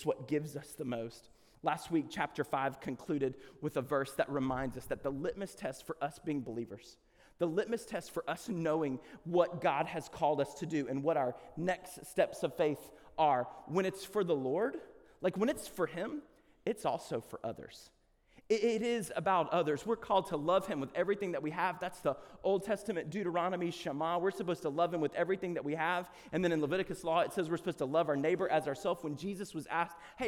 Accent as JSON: {"language": "English", "region": "the South", "country": "United States", "said": "we are from the South"}